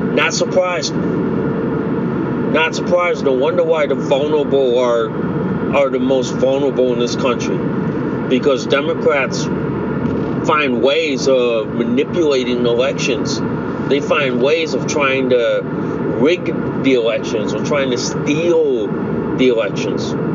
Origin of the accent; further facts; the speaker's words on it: United States; as an American citizen